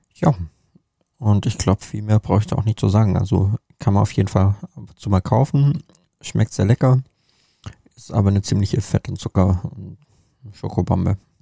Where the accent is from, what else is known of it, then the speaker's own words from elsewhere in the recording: Germany; bei uns in Deutschland